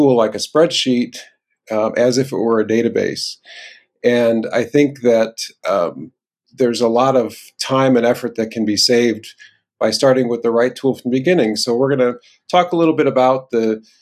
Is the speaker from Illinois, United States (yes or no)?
yes; Chicago, Illinois, United States; I grew up in the Chicagoland area